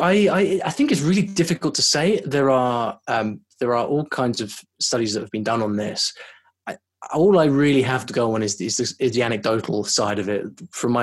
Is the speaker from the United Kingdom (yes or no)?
yes; United Kingdom; also born or lived in London; I'm from the UK